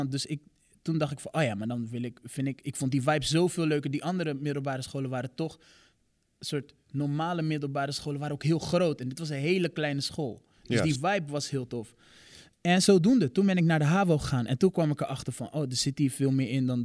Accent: Rotterdam, South Holland, Netherlands; Ja, ik kom uit Rotterdam, geboren en getogen.

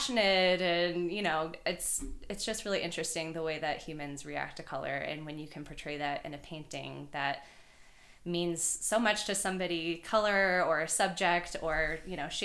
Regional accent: Marietta, Georgia, United States; I am from Marietta, Georgia. It's right outside of Atlanta.

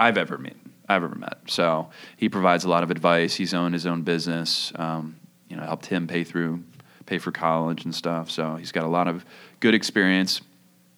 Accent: Kennett Square, Pennsylvania, United States; moved away as an adult; also born or lived in Portland; I grew up outside of Philly in a town called Kennett Square, Pennsylvania

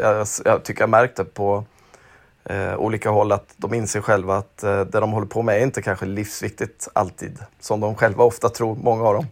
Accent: Småland, Sweden; Jag är ju uppväxt i Småland

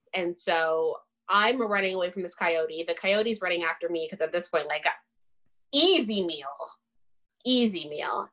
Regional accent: Richmond Hill, Ontario, Canada; also born or lived in Windsor; I'm well spoken because I grew up in Richmond Hill and I have an education

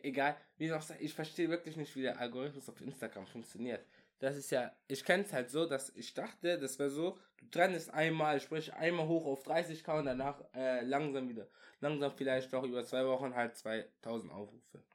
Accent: Würzburg, Bavaria, Germany; wir kommen aus Würzburg.

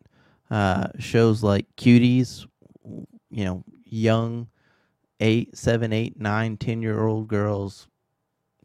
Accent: Texas, United States; I am from Texas

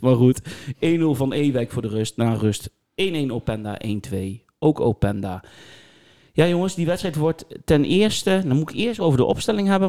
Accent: Netherlands; Nou ben ik een Nederlander

